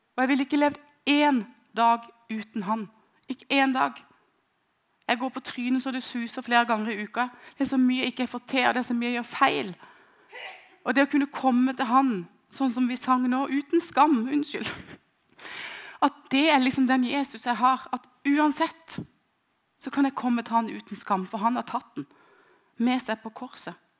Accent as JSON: {"language": "Norwegian", "area": "near Kristiansand", "region": "Agder", "country": "Norway", "said": "hjem fra Stavanger til utenfor Kristiansand, der jeg kommer fra"}